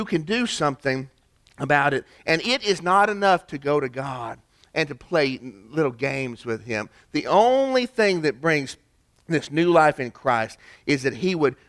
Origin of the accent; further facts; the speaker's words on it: East Ridge, Tennessee, United States; my hometown, East Ridge, Tennessee, as kids